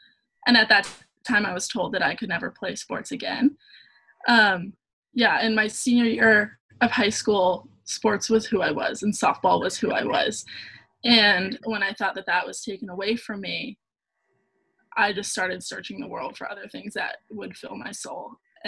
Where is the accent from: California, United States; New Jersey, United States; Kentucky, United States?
New Jersey, United States; Annandale; I'm from Annandale, New Jersey.